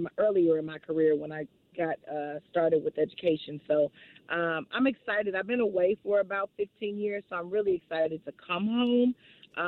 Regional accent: St. Louis, Missouri, United States; moved away; I'm from St. Louis, born and raised, so I'm super excited to come home. I grew up in the Shaw neighborhood

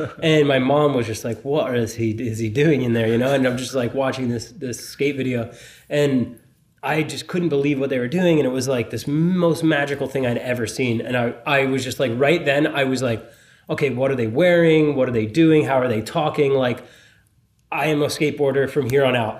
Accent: Pennsylvania, United States; born or raised there; also born or lived in Philadelphia; now in Los Angeles, United States

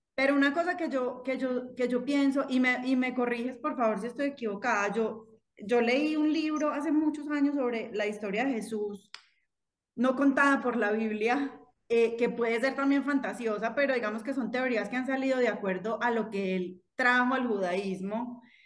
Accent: Manizales, Caldas, Colombia; yo soy de Manizales

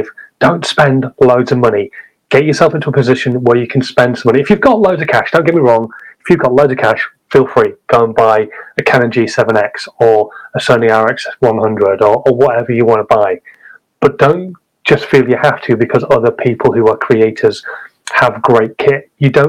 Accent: Hull, Yorkshire and the Humber, United Kingdom; I'm a Hull man

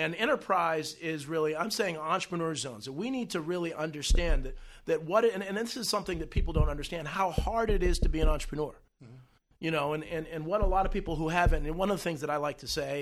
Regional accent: United States; also born or lived in Roxbury / Harlem / New Brunswick, New Jersey; now in New Jersey, United States; I grew up in Roxbury and Harlem

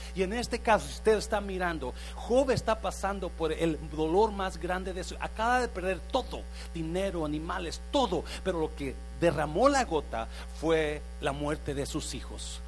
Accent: Mexico; moved away as an adult; cuando llegué de México en los ochentas ah, me inscribí en el colegio ahí en el centro, Central, Central College y me inscribí para tomar clases de inglés

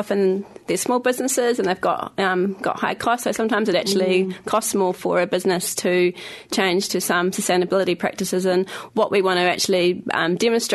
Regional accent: Christchurch, Canterbury, New Zealand; now in Wellington, New Zealand; I am from Christchurch

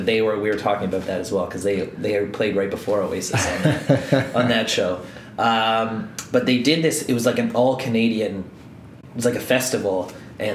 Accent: Ireland; being Irish

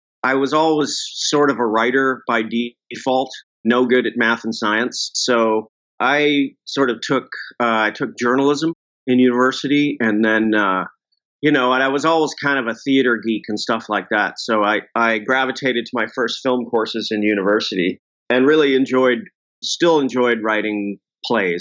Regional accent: Vancouver, British Columbia, Canada; also born or lived in Toronto; now in Los Angeles, United States; I am from Vancouver, but I spent the last 15 or so years in Toronto

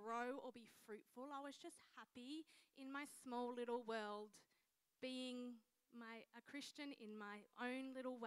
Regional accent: Mildura, Victoria, Australia; now in Adelaide, Australia; I grew up in Mildura, Victoria.

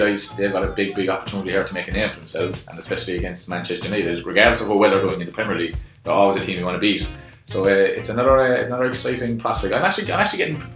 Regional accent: Ireland; I'm Irish now.

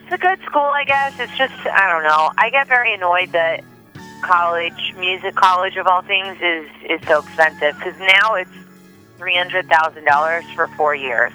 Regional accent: New Jersey, United States; I grew up in New Jersey

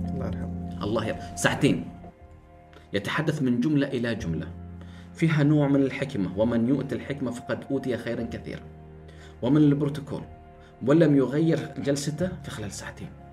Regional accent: Oman; احنا في عمان

